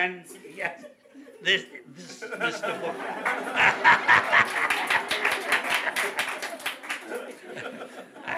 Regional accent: Australia; being an Australian

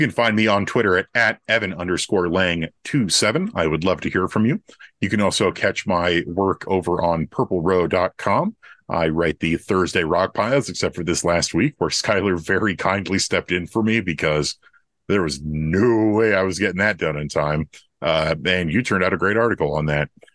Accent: United States; as American fans and, and players from the United States

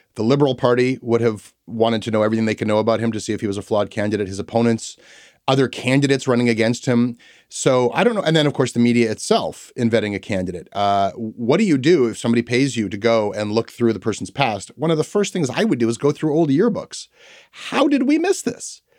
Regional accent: Toronto, Ontario, Canada; growing up in Toronto

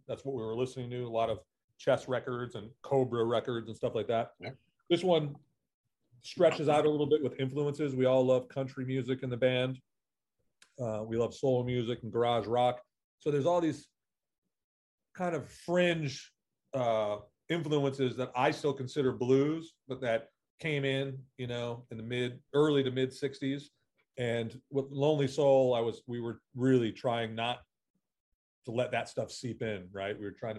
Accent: Massachusetts, United States; moved away as an adult; also born or lived in Berkeley / Los Angeles; Well, I grew up just north of Boston. So I'm from New England, but I've moved around a lot.

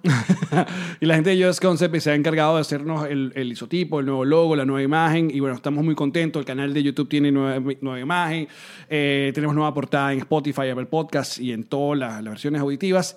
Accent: Venezuela; las venezolanadas que decimos

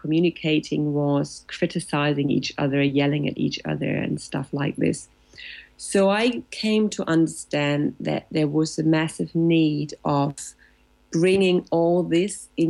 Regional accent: Germany; English is a second language; also born or lived in Latin America; now in Barcelona, Spain; I'm in Spain, in Barcelona, located since 11 years now, almost, yes, after having lived a couple of years in Latin America, but I'm originally from Germany.

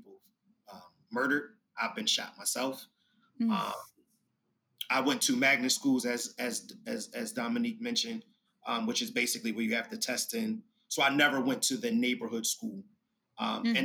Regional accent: Philadelphia, Pennsylvania, United States; I am from North Philadelphia, and North Philadelphia will be the equivalent of Inglewood in Chicago

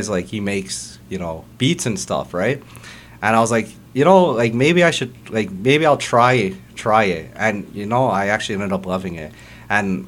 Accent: Mississauga, Ontario, Canada; also born or lived in Toronto; I grew up on Fieldgate for like a bit.

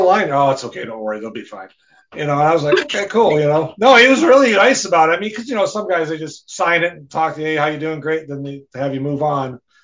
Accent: Rice Lake, Wisconsin, United States; I'm from Rice Lake, Wisconsin.

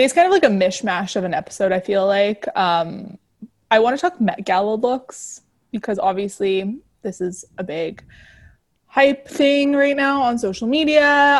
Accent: Canada; We're Canadian, so we don't really know the monuments all that well.

